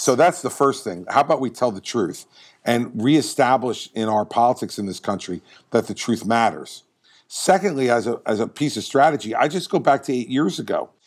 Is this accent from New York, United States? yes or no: no; New Jersey, United States; I'm from New Jersey